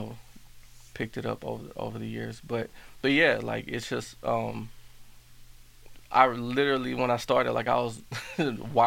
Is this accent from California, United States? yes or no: no; Houston, Texas, United States; also born or lived in Hawaii; I was born here in Houston, but I was always back and forth from here to Hawaii